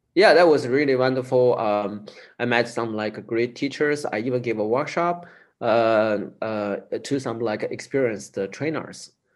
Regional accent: Chengdu, Sichuan, China; I moved to the big city, my hometown, uh, Chengdu city

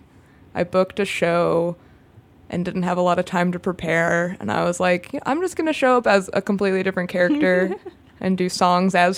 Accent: Kansas, United States; now in Chicago, United States; I'm from Kansas

